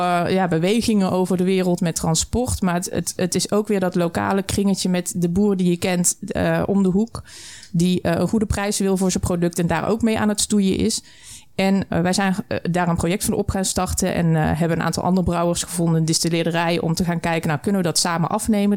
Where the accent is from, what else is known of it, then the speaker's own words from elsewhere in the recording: the Burgundian south, southern Netherlands, Netherlands; also born or lived in Flevoland; now in Almere, Netherlands; Ik kom uit het Bourgondische Zuiden, mijn man ook